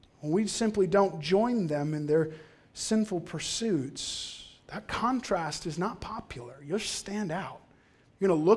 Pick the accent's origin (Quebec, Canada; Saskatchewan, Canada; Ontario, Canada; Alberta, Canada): Alberta, Canada; Cold Lake; I grew up in Cold Lake.